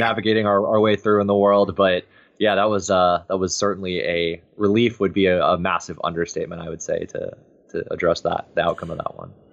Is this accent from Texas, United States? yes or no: yes; Texas, United States; born and raised in Texas